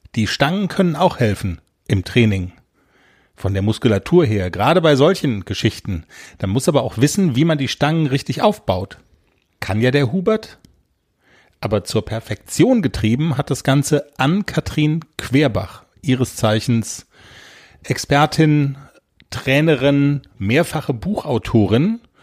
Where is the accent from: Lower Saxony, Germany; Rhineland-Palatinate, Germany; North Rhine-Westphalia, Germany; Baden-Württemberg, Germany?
Baden-Württemberg, Germany; Black Forest; Wir kommen aus dem Schwarzwald